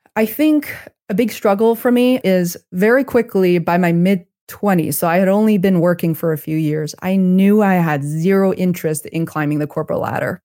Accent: China; moved away; I'm originally from China

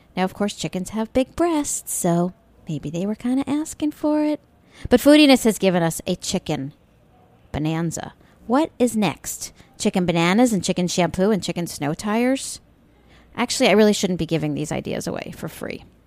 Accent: Long Island, New York, United States; when I was a wee girl growing up on Long Island in the seventies

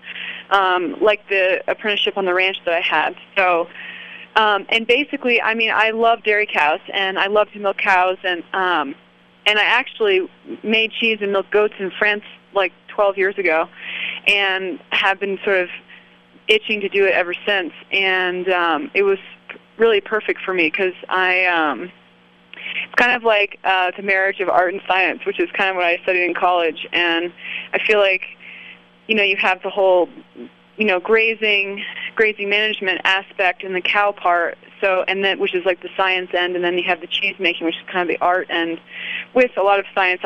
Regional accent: West Virginia, United States; moved away; also born or lived in Maine / Colorado; I was from West Virginia. My family were historically coal miners

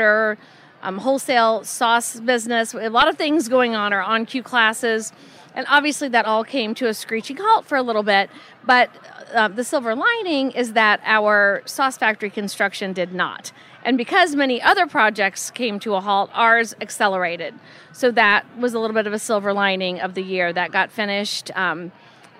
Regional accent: Murphysboro, Illinois, United States; moved away as an adult; also born or lived in Dallas, Texas / Boston, Massachusetts; I grew up in Murfreesboro, Illinois.

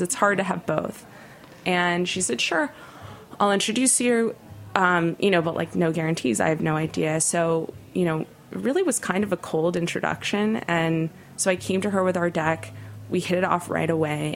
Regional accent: Los Angeles, California, United States; now in New York, United States; LA has emerged as such an interesting food city, but growing up, that was not the case. And I credit Nancy hugely for putting my hometown on the map

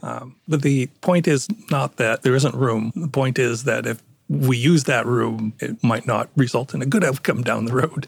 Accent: Toronto, Ontario, Canada; accent: Canadian; moved away as an adult; also born or lived in Connecticut; now in Stamford, United States; I was born in Northern Ontario, but yes, I lived in Toronto most of my life.

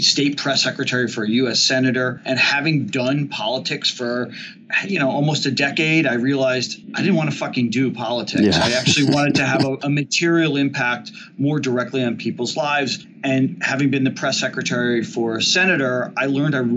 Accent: New Jersey, United States; I grew up in New Jersey

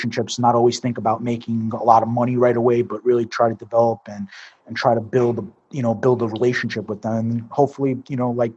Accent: New York City, New York, United States; moved away; I'm from Brooklyn. So born and raised in Brooklyn, New York. Grew up basically around the Coney Island area.

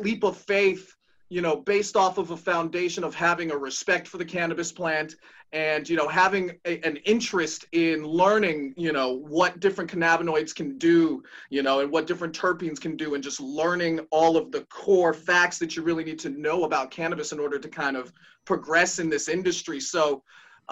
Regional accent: Denver, Colorado, United States; moved away as an adult; now in Baltimore, United States; I'm actually a Denver import. So I was born in Colorado, grew up there for a little bit

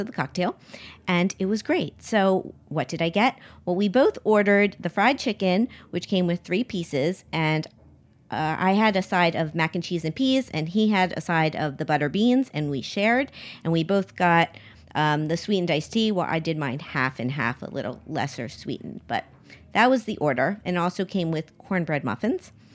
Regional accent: Miami, Florida, United States; I grew up in Miami

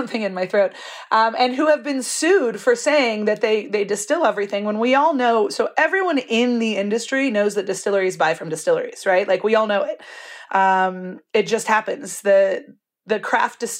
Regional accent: Napa, California, United States; now in Albuquerque, United States; I grew up in Napa and I wanted to be a winemaker

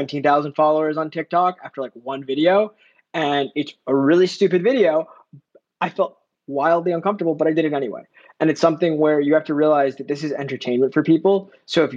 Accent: New Jersey, United States; moved away as an adult; now in New York, United States; I'm a New Yorker. Technically, I'm New Jersey

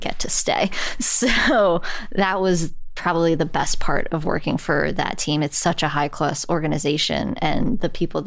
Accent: New York City, New York, United States; as a New Yorker

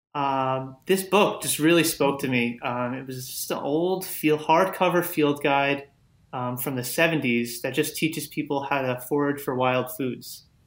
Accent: Long Island, New York, United States; I grew up on Long Island

